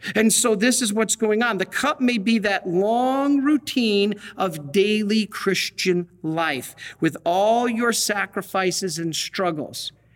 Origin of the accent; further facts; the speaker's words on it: Detroit, Michigan, United States; I'm from Detroit.